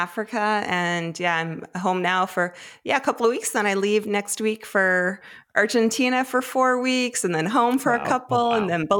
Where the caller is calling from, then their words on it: Fredericton, New Brunswick, Canada; I am home in Fredericton, New Brunswick.